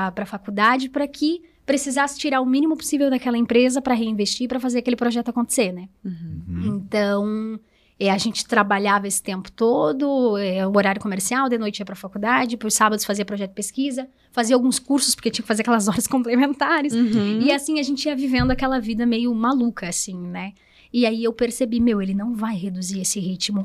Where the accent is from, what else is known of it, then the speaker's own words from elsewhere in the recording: Presidente Nereu, Santa Catarina, Brazil; moved away as an adult; now in Rio do Sul, Brazil; sou de Presidente Nereu, né? Então, eu vim para Rio do Sul foi em 2013 para fazer faculdade também